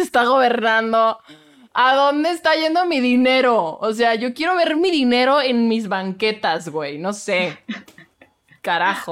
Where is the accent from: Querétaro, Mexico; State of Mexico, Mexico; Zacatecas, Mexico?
Querétaro, Mexico; Querétaro, de donde yo soy. Claro que sí. Soy queretana de closet